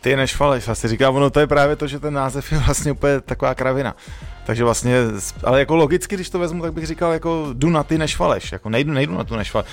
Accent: Prague, Czechia; Teď už samozřejmě jsem z Modřan dlouho pryč

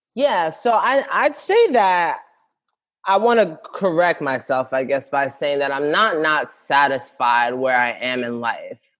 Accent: New York City, New York, United States; I'm from the Bronx, born and raised, Ghanaian parents, immigrant parents

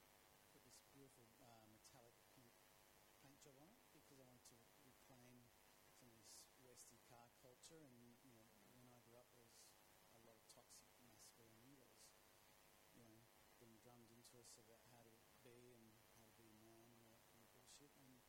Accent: Greece; this is about my journey through various spaces and time and growing up in Greece.

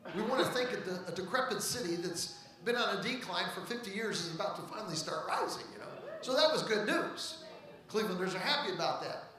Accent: Ohio, United States; also born or lived in Missouri; I was born and raised in Ohio.

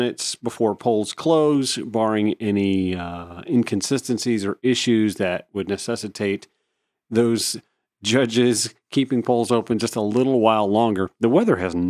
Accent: the South, United States; I was born and raised in the South

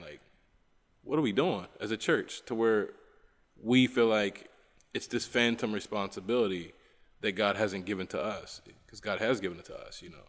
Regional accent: West Virginia, United States; now in Bolivia; I'm from West Virginia

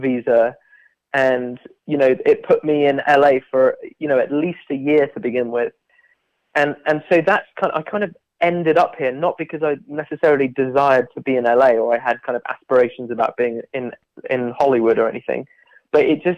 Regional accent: Bath, South West England, United Kingdom; moved away as an adult; also born or lived in London; I'm from Bath in southwest England.

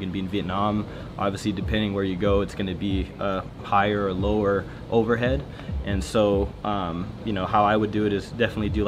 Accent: Salinas, California, United States; I grew up in Salinas, up in Northern California

